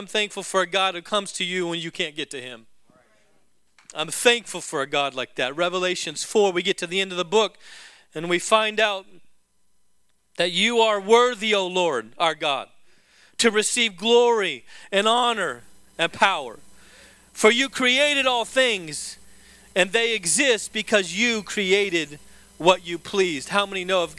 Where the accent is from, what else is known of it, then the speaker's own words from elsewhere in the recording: the South, United States; I'm from the South. Whenever I say guitar, it kind of comes out guitar.